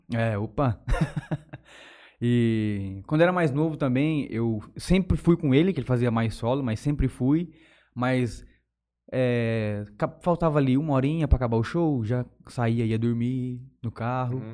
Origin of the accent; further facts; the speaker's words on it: São Francisco, São Paulo, Brazil; also born or lived in Palmeira d'Oeste; eu sou natural ali de São Francisco mesmo, cidadezinha aqui perto de Jales